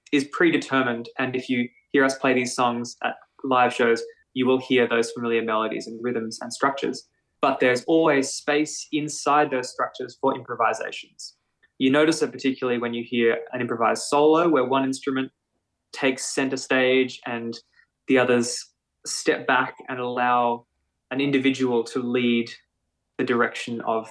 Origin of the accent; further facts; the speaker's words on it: Melbourne, Victoria, Australia; I grew up in Melbourne in North Fitzroy, so north of where we do our residency in Fitzroy proper.